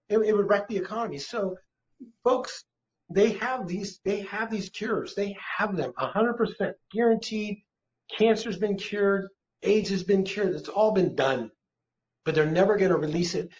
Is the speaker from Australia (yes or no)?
no; United States; I'm an American citizen